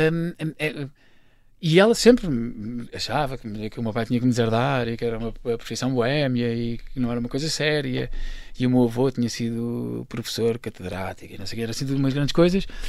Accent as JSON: {"language": "Portuguese", "town": "Carcavelos", "region": "Lisbon", "country": "Portugal", "tie": "born or raised there", "said": "eu nasci em Lisboa, mas cresci em Carcavelos, uh, okay. Carcavelos, Paredes, um menino da linha"}